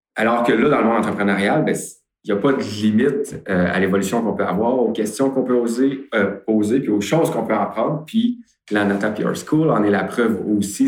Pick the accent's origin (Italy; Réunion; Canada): Canada; Beauce, Quebec; je suis originaire de la Beauce